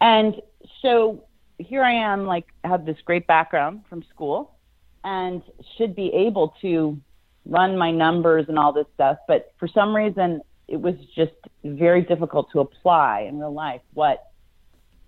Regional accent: Pasadena, California, United States; I grew up in Pasadena

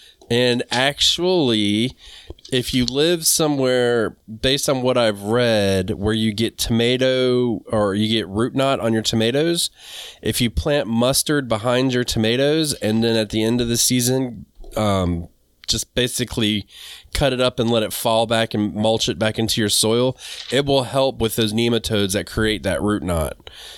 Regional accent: the South, United States; dude, this is how I am from the South. We call everybody ma'am.

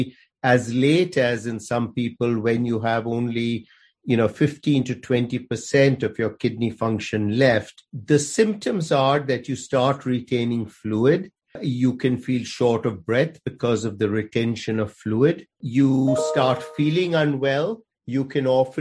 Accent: India; moved away as an adult; also born or lived in Aberdeen, Scotland; now in Chapel Hill, United States; I grew up in India and went to medical school in India.

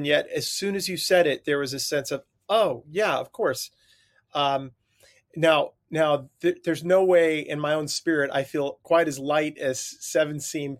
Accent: Long Island, New York, United States; I grew up on Long Island during the, you know, but maybe pre-Seinfeld days, but like a kind of Long Island, New York sense of humor.

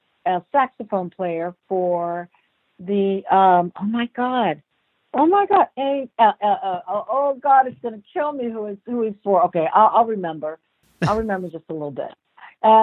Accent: Los Angeles, California, United States; also born or lived in Columbus, Ohio; we grew up in Los Angeles. I was born in Columbus, Ohio. We moved here when I was 5.

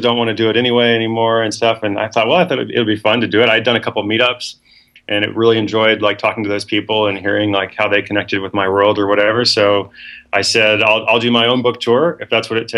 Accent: Portland, Oregon, United States; also born or lived in West Africa / Seattle; I am from Portland, Oregon. That's my hometown. I'm here at least half the time

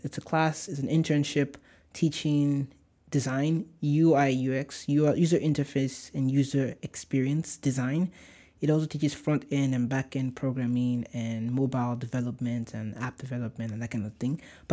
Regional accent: Nigeria; accent: Nigerian; Oh my gosh, my Nigerian accent just came.

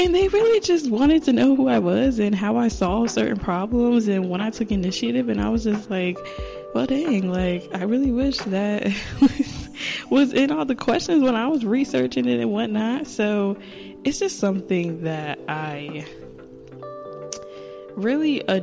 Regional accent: New Jersey, United States; also born or lived in Delaware; I'm from New Jersey, but I went to college at Delaware State University

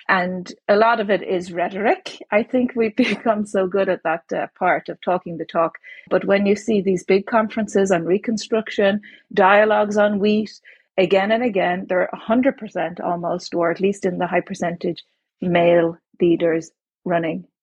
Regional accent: Ireland; born there; born in Ireland um, when Margaret Thatcher was the prime minister.

